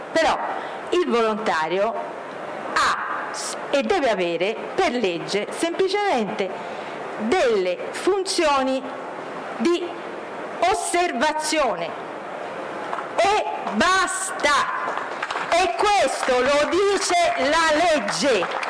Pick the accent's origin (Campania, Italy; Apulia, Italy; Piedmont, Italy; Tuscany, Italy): Tuscany, Italy; Florence; Io sono di Firenze, si sente